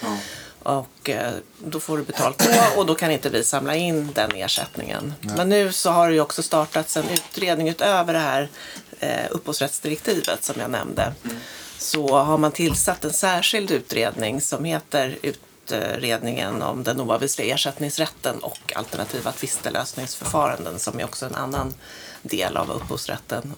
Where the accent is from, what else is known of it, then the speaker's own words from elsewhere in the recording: Sweden; vi är svenskar